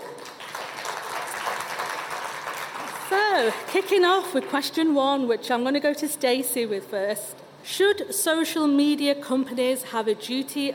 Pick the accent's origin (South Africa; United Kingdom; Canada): United Kingdom; Manchester, North West England; my hometown in Manchester